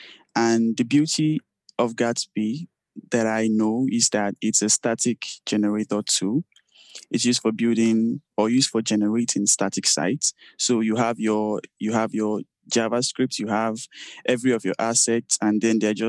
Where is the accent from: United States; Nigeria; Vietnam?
Nigeria; I'm from Nigeria